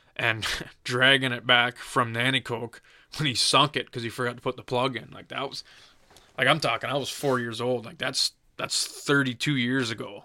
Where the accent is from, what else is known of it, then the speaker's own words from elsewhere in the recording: Dorchester, Ontario, Canada; I'm born and raised in Dorchester, Ontario.